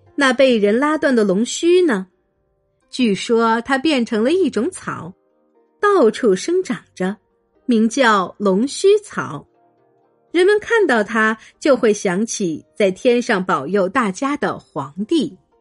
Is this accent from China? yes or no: yes; China; 我们中国人一向自称是炎黄子孙